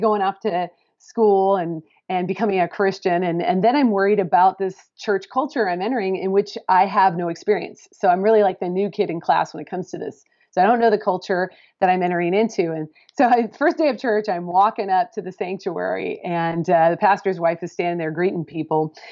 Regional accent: Pacific Northwest, United States; moved away as an adult; I'm coming from the Pacific Northwest

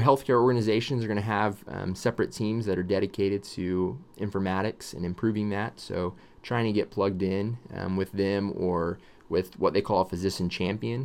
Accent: Texas, United States; I was born in Texas

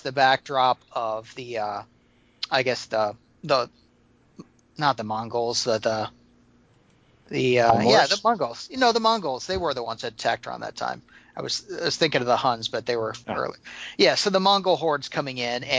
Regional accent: Missouri, United States; I'm from Missouri, and that's not far from here

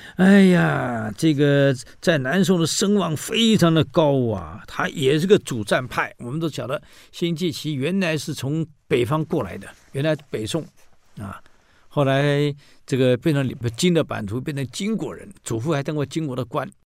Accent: Taiwan; 我台湾人

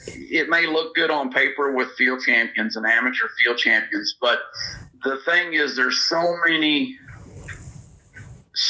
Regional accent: Northwest Missouri, United States; I was brought up in Northwest Missouri

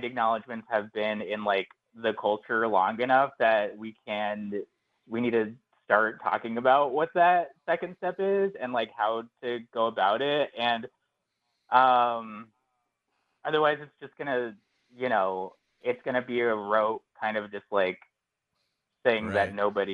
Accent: Phoenix, Arizona, United States; moved away as an adult; now in New York, United States; I grew up in Phoenix, Arizona, and then I moved to New York, kind of a little bit after college.

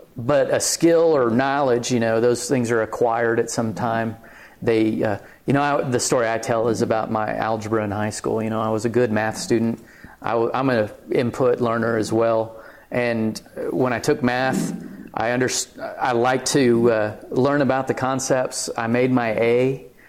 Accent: Clovis, New Mexico, United States; now in Lubbock, United States; I'm from Clovis, New Mexico

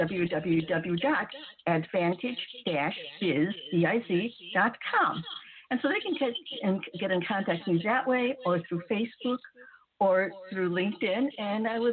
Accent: United States; I'm Japanese American

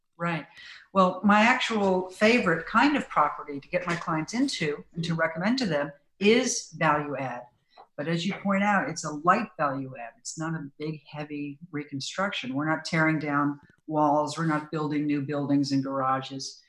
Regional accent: Silicon Valley, California, United States; Silicon Valley. My hometown

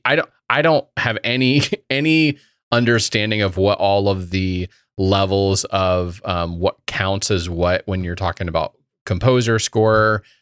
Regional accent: Indiana, United States; I've had more experience with it growing up in Indiana and being running through all the creeks and woods and all that kind of stuff.

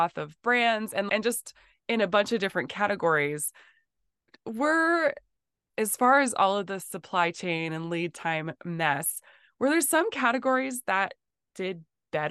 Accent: North Dakota, United States; growing up in North Dakota

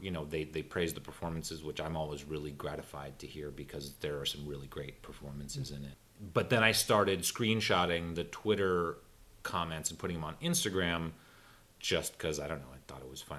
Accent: Los Angeles, California, United States; also born or lived in South Pasadena; I grew up in in Silver Lake, um, but I by the end of high school we had moved to South Pasadena

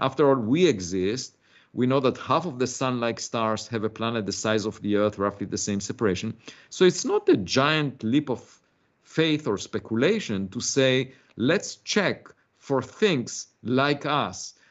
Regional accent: Israel; moved away as an adult; also born or lived in Princeton, United States; now in United States; I was born in Israel. I had to serve in the military

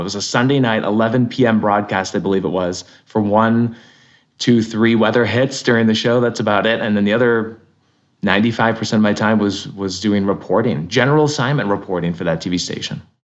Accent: Connecticut, United States; moved away as an adult; also born or lived in Lyndonville, Vermont; where I grew up in Connecticut.

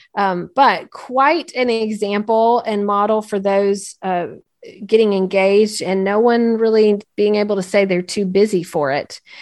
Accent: North Carolina, United States; Clint Presley is from my, my home state

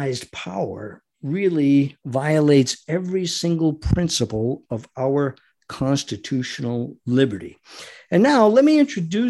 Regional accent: United States; We as Americans

